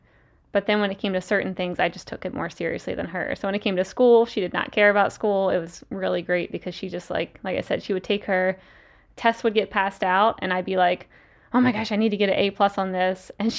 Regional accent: Salisbury, Maryland, United States; The Eastern Shore of Maryland. So the exact almost opposite side of the U.S., like the coast near the beach.

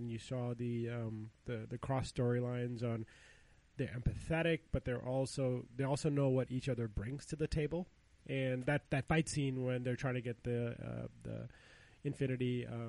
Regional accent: India; moved away; I grew up in India

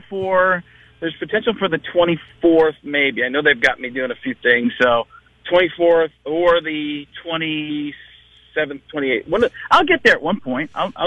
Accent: Waukesha, Wisconsin, United States; moved away; also born or lived in Elmwood Park, Illinois; I grew up, I was born actually in Elmwood Park, Illinois, right outside of Chicago. But then I grew up in Waukesha, Wisconsin.

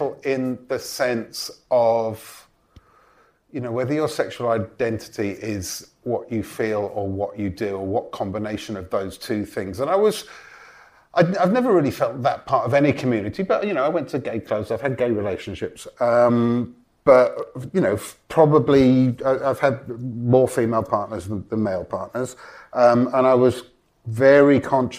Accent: Welsh, Wales, United Kingdom; also born or lived in Los Angeles; I'm Welsh, we're both Welsh

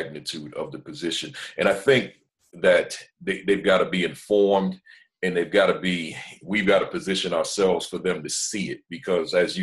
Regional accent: New Jersey, United States; I'm from Jersey, so went on back home to Jersey

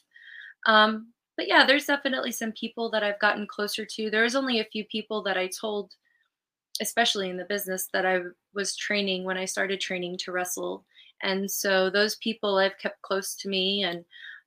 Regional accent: California, United States; moved away; I'm from California originally. It's my home state.

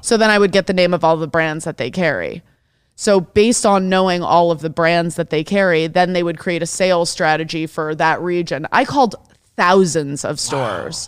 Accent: Detroit, Michigan, United States; I grew up in Detroit

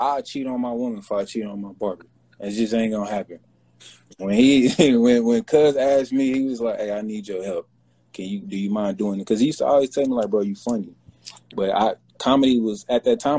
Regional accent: Kansas City, Missouri, United States; I'm from Kansas City

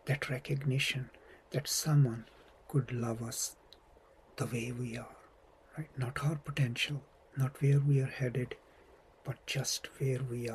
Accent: Pakistan; now in United States; I'm from Pakistan

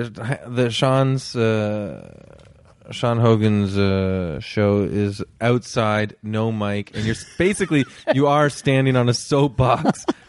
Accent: Toronto, Ontario, Canada; I'm from Toronto.

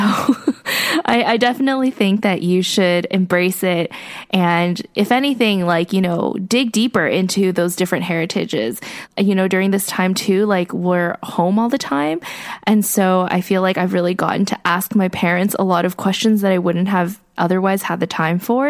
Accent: United States; I am only American

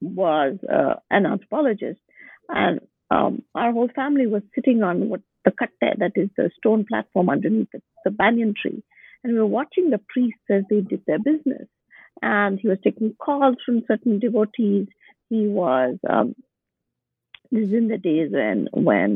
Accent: Bangalore, Karnataka, India; moved away as an adult; also born or lived in Boston; My hometown is Bangalore.

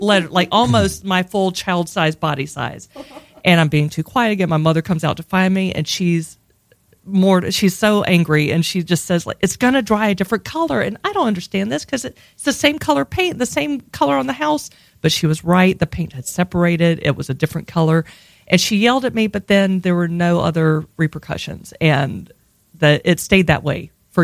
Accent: Hattiesburg, Mississippi, United States; moved away as an adult; also born or lived in Pittsburgh, Pennsylvania; I grew up in Hattiesburg, Mississippi

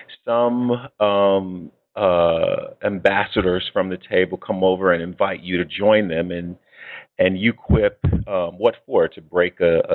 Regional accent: Chicago, Illinois, United States; And I, too, am from Chicago. I'm from the west side.

